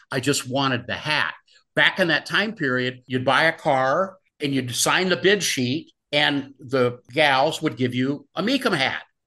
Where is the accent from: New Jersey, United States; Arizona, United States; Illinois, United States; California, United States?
California, United States; Los Angeles; growing up in Southern California